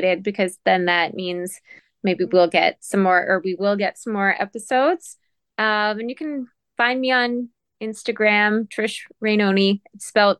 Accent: Sault Ste. Marie, Ontario, Canada; Sault Ste. Marie, my hometown

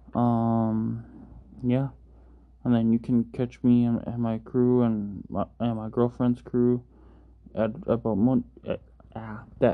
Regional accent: Minnesota, United States; I'm from Minnesota

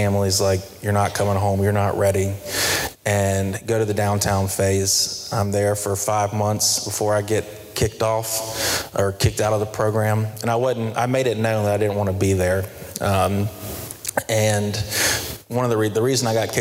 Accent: Charlotte, North Carolina, United States; I'm from Myers Park area, went to Covenant Day

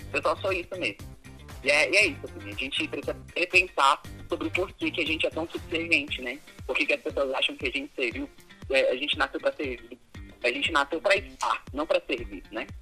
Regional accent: Formosa, Goiás, Brazil; also born or lived in Brasília / São Paulo; now in Formosa, Brazil; vim abrir um restaurante na cidade de eu nasci, é em Formosa

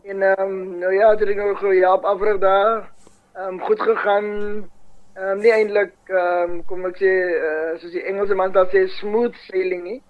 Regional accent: Paarl, Western Cape, South Africa; in die middel van die dorp waar daar vandag sportvelde lê uh um, vir skole dis waar ons groot geraak het in die bergrivier

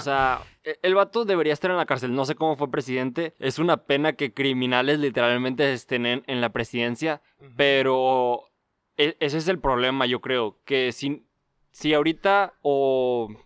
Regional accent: Mexico; siendo mexicano

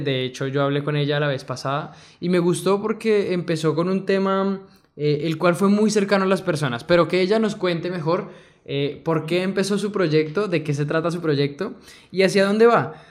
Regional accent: Colombia; nosotros como colombianos

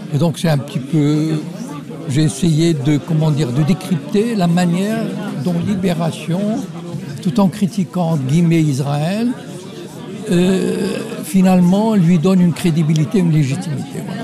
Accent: Morocco; je viens du Maroc

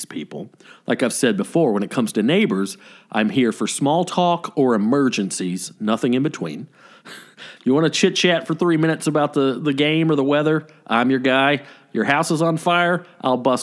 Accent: the South, United States; growing up in the South

